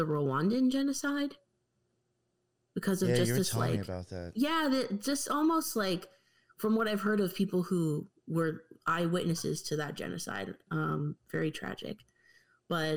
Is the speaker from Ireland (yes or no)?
no; Canada; me growing up in Canadian school